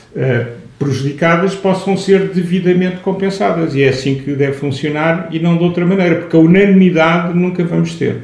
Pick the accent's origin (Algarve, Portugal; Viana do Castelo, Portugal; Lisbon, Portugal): Lisbon, Portugal; also born or lived in Aveiro; eu que nasci em Lisboa, mas tenho, conheço bem o país e vivo parte da semana em Aveiro